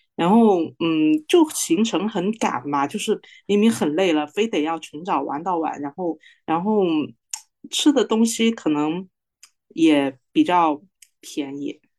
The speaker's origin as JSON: {"language": "Chinese", "region": "Guangdong", "country": "China", "said": "我是广东的"}